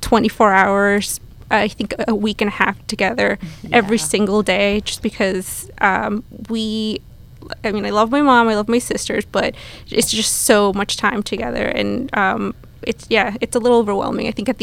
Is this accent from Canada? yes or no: no; Ecuador; now in New York, United States; just because we are from Ecuador originally. And after celebrating it for many years, we kind of decided, you know, it's a good time to get out of New York.